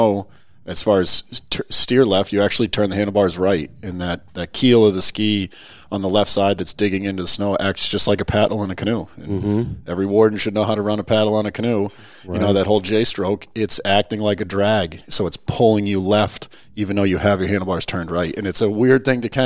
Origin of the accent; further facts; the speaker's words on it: Lakes Region, New Hampshire, United States; I grew up in the Lakes region, and in the 80s, we used to have real winters down there